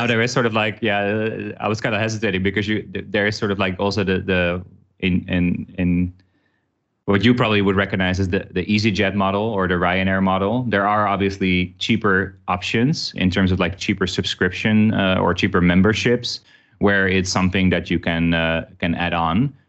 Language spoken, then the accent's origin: English; Amsterdam, North Holland, Netherlands; moved away as an adult; also born or lived in New York / Chicago / Singapore; now in Vietnam; I worked, uh, with them in Amsterdam, which is where I'm originally from